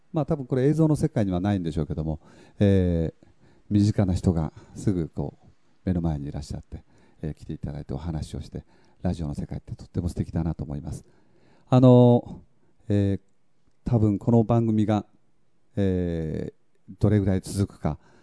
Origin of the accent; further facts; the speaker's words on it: a hamlet on Tokunoshima, Kagoshima, Japan; 私の出身であります、阿言集落